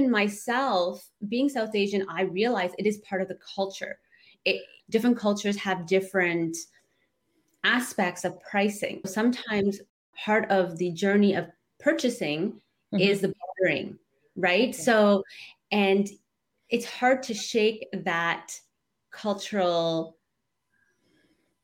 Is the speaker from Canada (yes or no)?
yes; Canada; I grew up in Canada and the girls are growing up in Canada